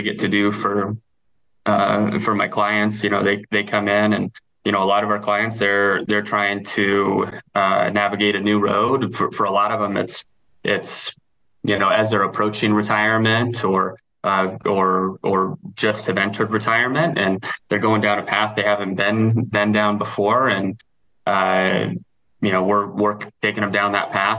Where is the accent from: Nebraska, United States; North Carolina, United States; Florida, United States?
Nebraska, United States; I grew up in Nebraska